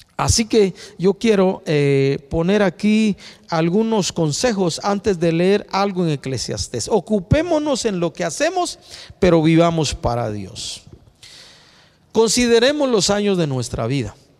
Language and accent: Spanish; Guatemala; como ciudadanos guatemaltecos